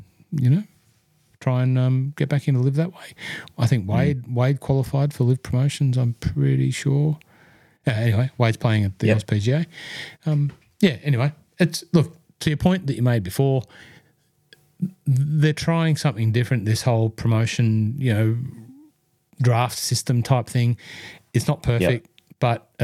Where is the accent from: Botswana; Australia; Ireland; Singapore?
Australia; Hunter Valley, New South Wales; I was from the Hunter Valley